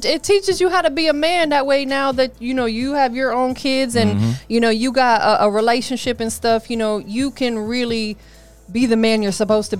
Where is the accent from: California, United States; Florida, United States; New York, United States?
Florida, United States; Tampa; I'm from Tampa